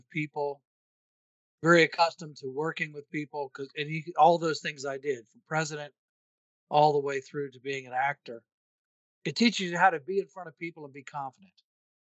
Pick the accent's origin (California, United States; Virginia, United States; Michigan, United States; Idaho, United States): Virginia, United States; Williamsburg; I grew up in Williamsburg